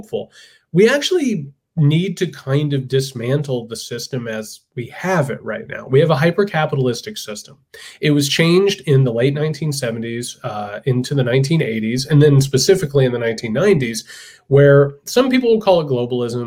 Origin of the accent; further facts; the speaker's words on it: Indiana, United States; I'm from Indiana. I come from a working class, poor as dirt family, factory workers, laborers, all